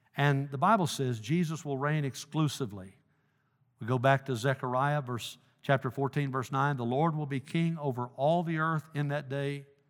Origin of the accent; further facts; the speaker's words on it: Dyersburg, Tennessee, United States; moved away; my hometown of Dyersburg